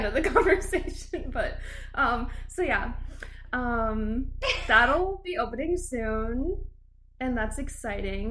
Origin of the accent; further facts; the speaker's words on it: Mitchell, South Dakota, United States; moved away as an adult; now in Omaha, United States; I'm just a small town girl from Mitchell, South Dakota.